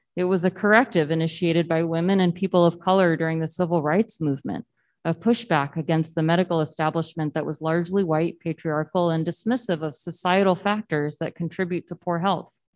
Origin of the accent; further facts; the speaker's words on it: Southern Texas, United States; I grew up in Southern Texas where it doesn't really get cold